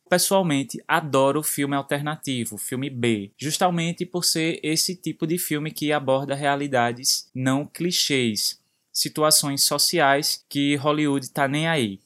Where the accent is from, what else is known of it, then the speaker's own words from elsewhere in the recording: Brazil; nós brasileiros